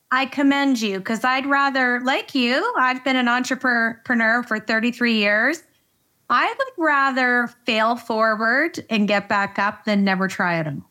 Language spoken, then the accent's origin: English; Canada; I am Canadian. I'm a proud Canadian